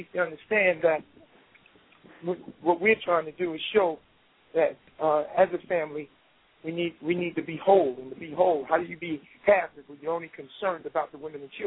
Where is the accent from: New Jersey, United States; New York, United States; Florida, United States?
New York, United States; New York City; also born or lived in Far Rockaway, Queens; I'm originally from South Jamaica, and I'm in Far Rockaway more than 25, 30 years.